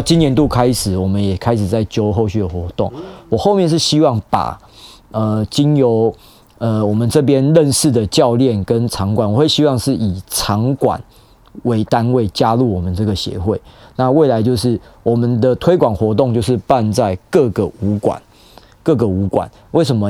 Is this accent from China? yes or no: no; Taiwan; 我们台湾人